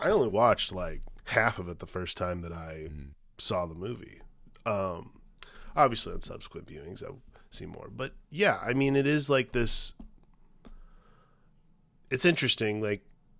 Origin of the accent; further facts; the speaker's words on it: Aurora, Ohio, United States; like in Aurora where I was growing up in Ohio, there was a lot of like it was still undeveloped